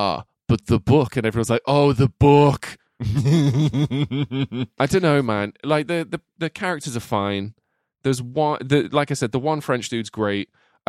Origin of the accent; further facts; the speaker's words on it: England, United Kingdom; I struggled with the architect's old ass English, and I am English.